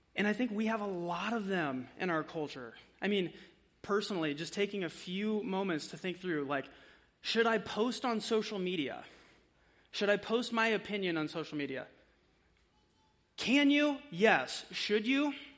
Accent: United States; we are American

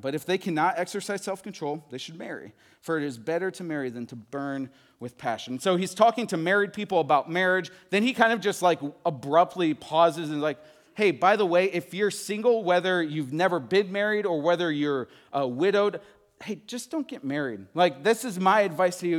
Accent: Midwest, United States; moved away as an adult; also born or lived in Texas; I am from the Midwest. I moved to Texas to go to college

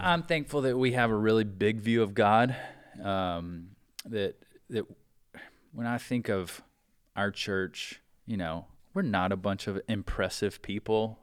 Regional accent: South Carolina, United States; moved away as an adult; growing up in South Carolina, we could play all year round

